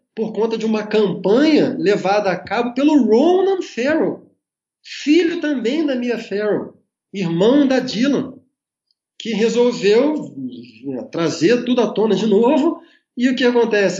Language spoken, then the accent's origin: Portuguese; Brazil; nós, enquanto brasileiros